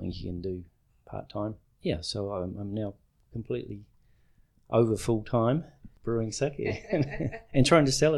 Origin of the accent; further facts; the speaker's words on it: New Zealand; I'm from New Zealand, and I live in Queenstown